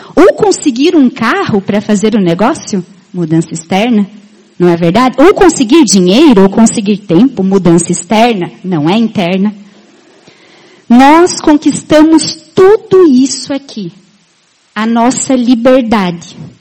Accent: Itá, Santa Catarina, Brazil; moved away as an adult; also born or lived in Maringá; now in Chapecó, Brazil; eu sou da terra de um diamante. Isso, eu sou de Itá.

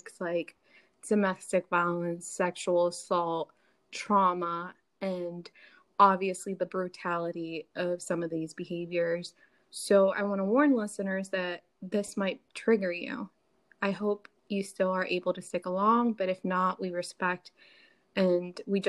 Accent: Miami, Florida, United States; also born or lived in Chicago; now in Tennessee, United States; I'm from Miami originally, then I moved to Chicago, and now I'm here in Tennessee

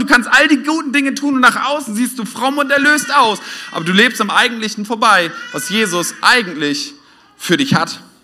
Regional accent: Oldenburg, Lower Saxony, Germany; now in Westhausen, Germany; ich komme eigentlich aus Norddeutschland und da haben wir nicht so viele Feuerwehrfeste, zumindest nicht in Oldenburg in der, in der Stadt

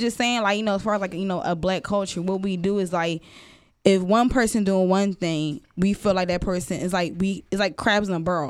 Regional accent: Philadelphia, Pennsylvania, United States; I'm from Philly

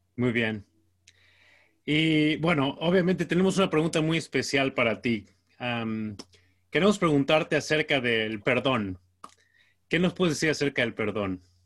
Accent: Mexico; yo soy mexicano

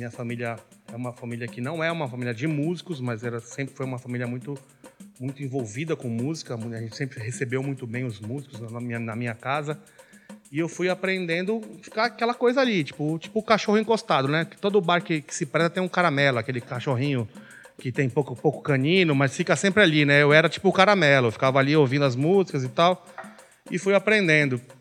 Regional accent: Belém, Pará, Brazil; now in São Paulo, Brazil; eu sou paraense, nasci em Belém do Pará, 1979, estou com 42 hoje.

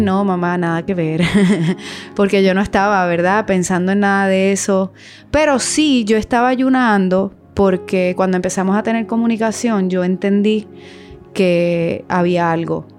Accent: Venezuela; yo me siento venezolana también porque nací y me crié en ese hermoso país

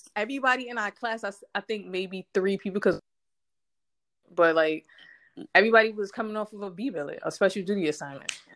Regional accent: New York City, New York, United States; moved away as an adult; I am from Brooklyn, New York. BK all day, every day

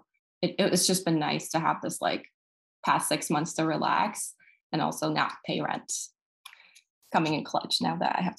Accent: Houston, Texas, United States; I'm from Houston. I went to Rice for undergrad and I will be going to UC Davis for psychiatry.

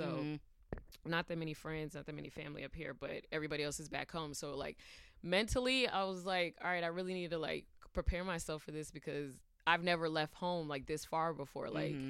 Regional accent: California, United States; also born or lived in Georgia; now in New York City, United States; I'm originally from California, but Georgia's home for me.

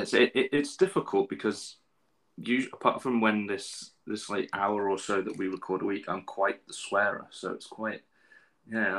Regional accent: England, United Kingdom; Being an Englishman

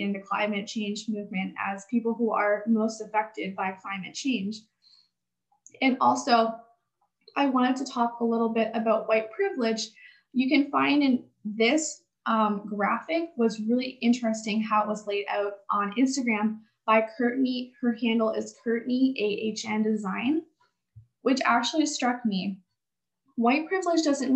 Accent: Canada; I live in the West, I come from Canada

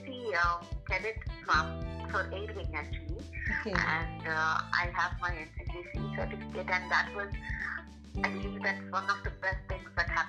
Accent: Andhra Pradesh, India; I am from Assam College, Jaiwara in Andhra Pradesh. Uh-huh. And, uh, I'm, I am I was born here and I pursued my education over here.

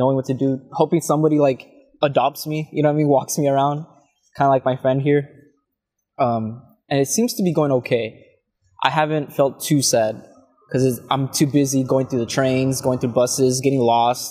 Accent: La Feria, Texas, United States; I grew up in Texas in a very small town called La Feria.

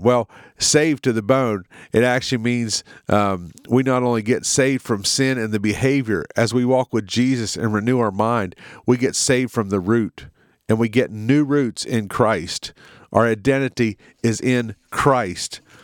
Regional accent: United States; in our country, in America

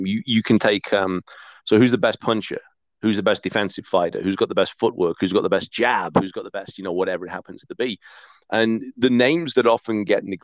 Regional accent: Hyde, North West England, United Kingdom; now in Calgary, Canada; that's my hometown

